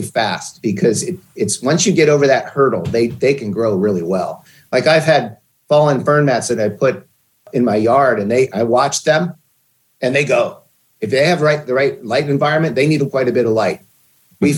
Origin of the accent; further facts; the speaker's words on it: Pennsylvania, United States; moved away as an adult; also born or lived in Portland, Oregon; I grew up in Pennsylvania